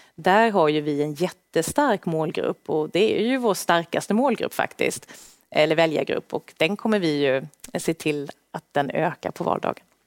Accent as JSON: {"language": "Swedish", "town": "Värnamo", "region": "Jönköping County", "country": "Sweden", "moved": "as an adult", "lives_now": "Stockholm, Sweden", "said": "Så Småland, där jag kommer ifrån"}